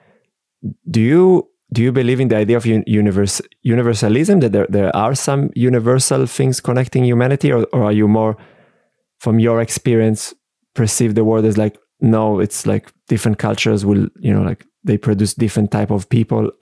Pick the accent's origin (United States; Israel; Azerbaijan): Israel; English is a second language; moved away as an adult; now in Austria; I grew up in Israel